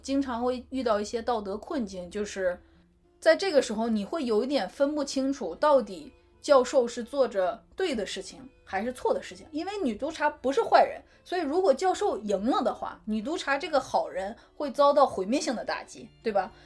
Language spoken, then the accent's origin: Chinese; China; 可能确实跟我们中国人，呃，一直以来的这种，比如说内敛自持是不 不一样的